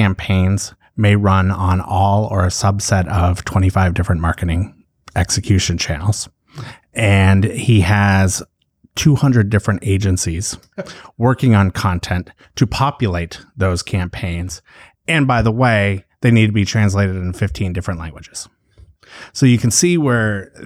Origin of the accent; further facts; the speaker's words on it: Chicago, Illinois, United States; I'm from Chicago